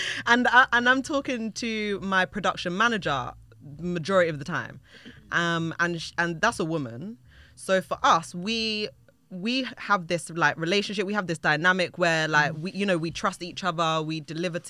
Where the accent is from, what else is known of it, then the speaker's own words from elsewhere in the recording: United Kingdom; I'm British because I'm born in Britain